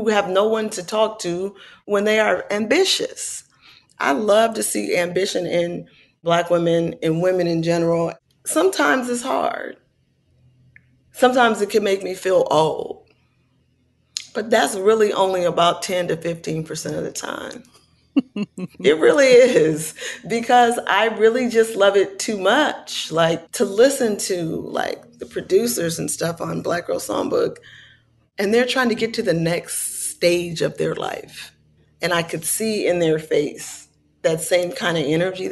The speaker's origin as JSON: {"language": "English", "town": "Oakland", "region": "California", "country": "United States", "tie": "born or raised there", "said": "my hometown"}